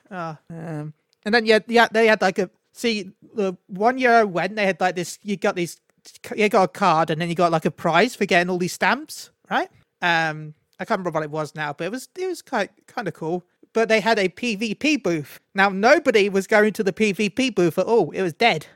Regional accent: London, United Kingdom; I was born in London

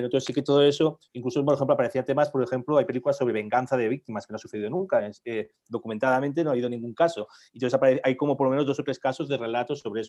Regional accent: Barcelona, Catalonia, Spain; now in El Escorial, Spain; De Barcelona soy

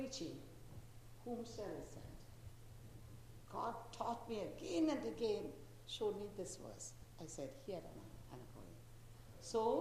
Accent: Chennai, Tamil Nadu, India; also born or lived in South India; Actually, I was born in South, not in Chennai, but I studied in Chennai in my schooling, college, and the teacher training, and I was there after marriage also. I am in Chennai now.

